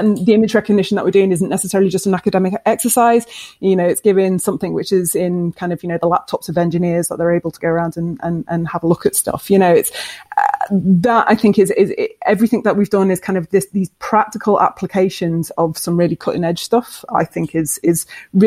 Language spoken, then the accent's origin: English; Scotland, United Kingdom; because we're Scottish